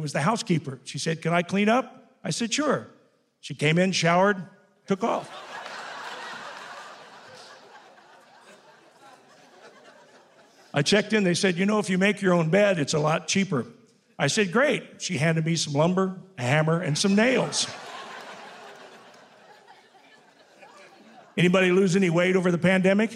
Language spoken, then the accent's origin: English; Greencastle, Indiana, United States; moved away; I'm from a little small town called Greencastle, Indiana.